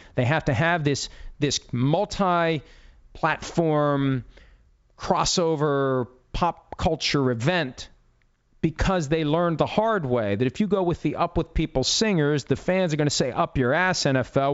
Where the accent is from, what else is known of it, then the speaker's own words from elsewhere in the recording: Wheeling, West Virginia, United States; moved away; my hometown of Wheeling, West Virginia